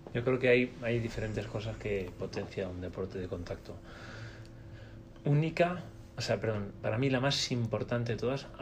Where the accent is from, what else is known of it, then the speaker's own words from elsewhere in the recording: Spain; nosotros somos españoles